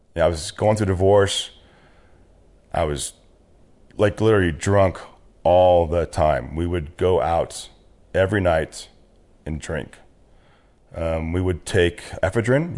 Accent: Riverside, California, United States; also born or lived in San Rafael, California / Fort Ord, California / Orange County, California; Born and raised in Southern California

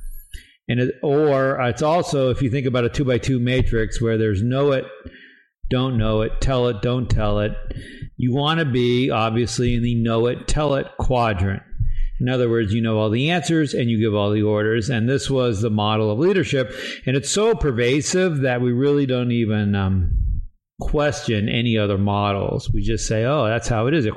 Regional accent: New England, United States; I grew up in New England

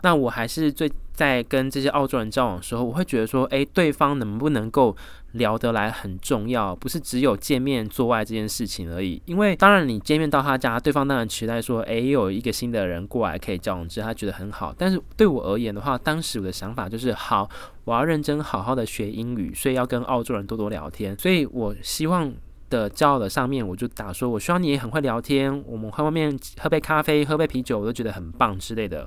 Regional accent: Taiwan; moved away as an adult; now in Australia

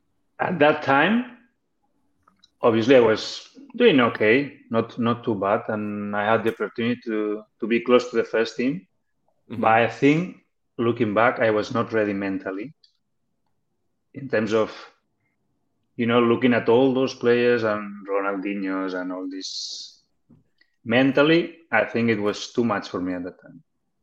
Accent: Barcelona, Catalonia, Spain; English is a second language; I was lucky that I'm from Barcelona, so I could go there to that academy of Barcelona.

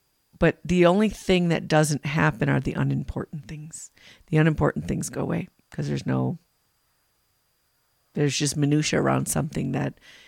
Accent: Illinois, United States; now in Colorado, United States; When we were growing up in Illinois

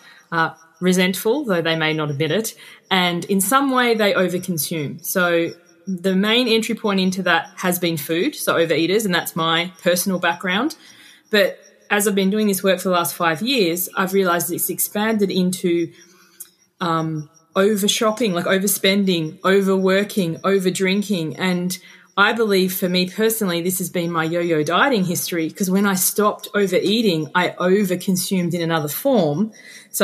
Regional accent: Tasmania, Australia; moved away as an adult; also born or lived in Queensland; now in Sydney, Australia; I'm from Tasmania

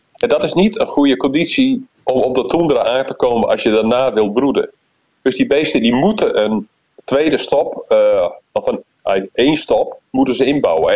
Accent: Netherlands; als Nederlander

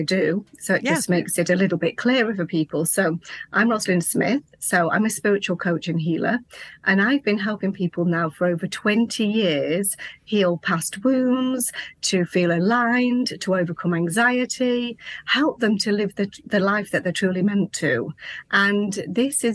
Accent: England, United Kingdom; also born or lived in Lincolnshire; I'm from England, and I live in a place called Lincolnshire, in a little tiny rural village.

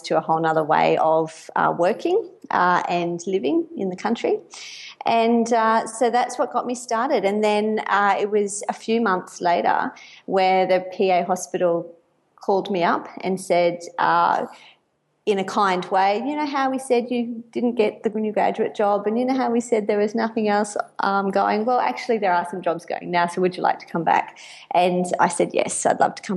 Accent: Bundaberg, Queensland, Australia; now in Brisbane, Australia; So I grew up in Bundaberg, a country town in Queensland

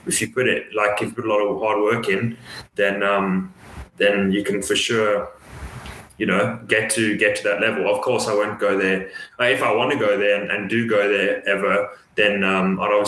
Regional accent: South Africa; moved away; growing up in South Africa

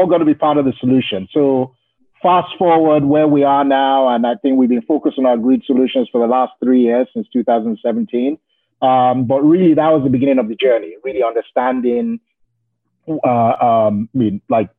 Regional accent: Nigeria; moved away; I grew up in Nigeria

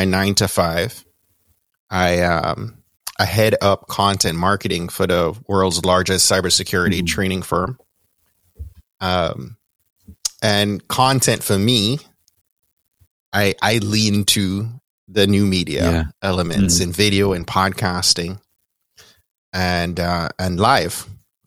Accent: Kingston, Jamaica; accent: Jamaican; moved away; Born and raised in Kingston, Jamaica

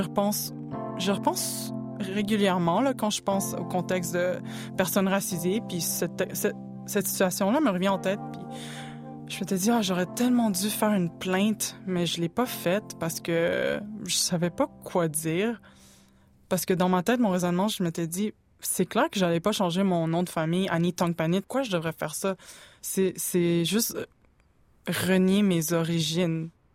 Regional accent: Montreal, Quebec, Canada; je suis née à Montréal

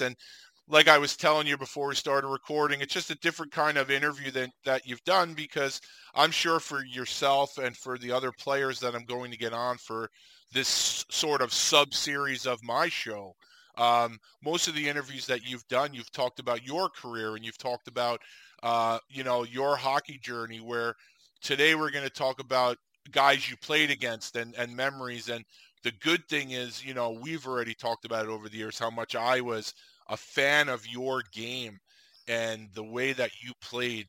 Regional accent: New York, United States; growing up in the States, obviously growing up in New York, we got the Islanders on TV

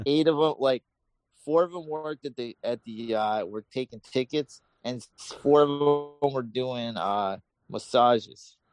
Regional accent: New York, United States; moved away; I grew up in New York

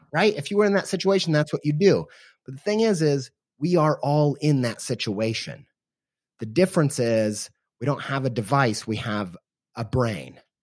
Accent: Columbus, Indiana, United States; moved away as an adult; now in Columbus, Ohio, United States; stay in Columbus, Indiana, which is where, uh, I went to high school, and I was born in Southern Indiana

